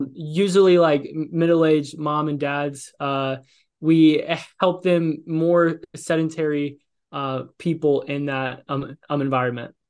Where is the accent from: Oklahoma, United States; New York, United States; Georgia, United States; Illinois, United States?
Illinois, United States; moved away; also born or lived in Los Angeles, California; I'm from Illinois